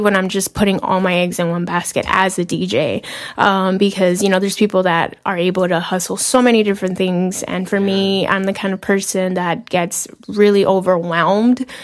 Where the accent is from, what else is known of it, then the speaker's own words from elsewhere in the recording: Los Angeles, California, United States; also born or lived in Seattle / Philadelphia; I'm from Boyle Heights, California. 10 minutes away from downtown LA.